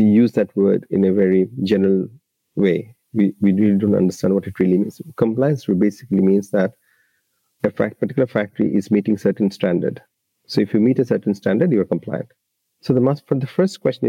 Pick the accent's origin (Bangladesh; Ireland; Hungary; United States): Bangladesh; Dhaka, Dhaka Division; moved away as an adult; now in Australia; I grew up in Bangladesh at the Dhaka city